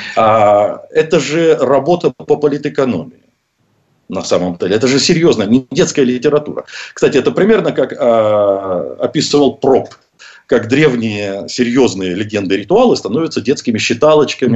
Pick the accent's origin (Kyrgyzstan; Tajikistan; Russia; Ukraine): Russia; я родился в России